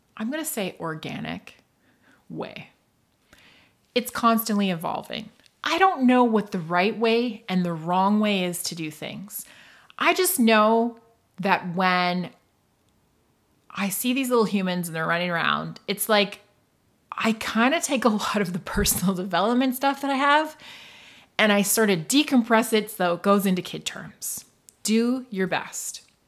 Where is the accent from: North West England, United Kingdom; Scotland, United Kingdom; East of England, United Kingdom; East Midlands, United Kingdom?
Scotland, United Kingdom; northeast coast of; also born or lived in Toronto / Muskoka; now in Canada; I was raised, and I grew up in Scotland. I grew up on the northeast coast of Scotland in a tiny little fishing village